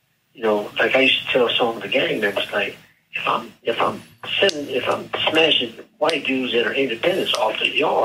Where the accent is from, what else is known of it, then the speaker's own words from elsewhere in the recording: Canton, Ohio, United States; I'm from Canton, Ohio